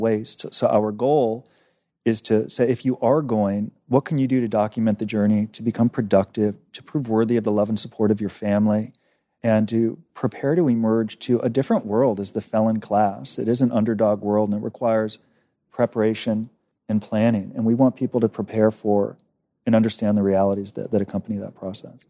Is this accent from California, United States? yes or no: yes; Los Angeles, California, United States; I grew up in Los Angeles, Encino, which is a Jewish enclave about twenty minutes outside Los Angeles